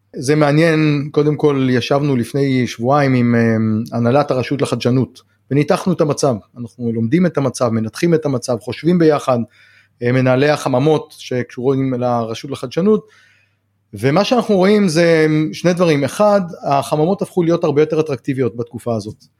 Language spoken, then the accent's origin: Hebrew; the Negev, Southern District, Israel; also born or lived in Kibbutz Hatzerim; אני נולדתי בנגב, אני חי בנגב כל החיים